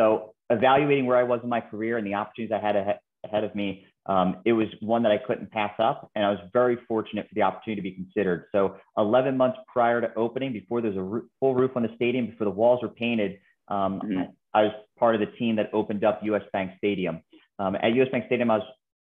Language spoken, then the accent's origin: English; Philadelphia, Pennsylvania, United States; moved away as an adult; also born or lived in Minneapolis / Washington, D.C.; Born and raised in Philadelphia, you know, Eagles fan at heart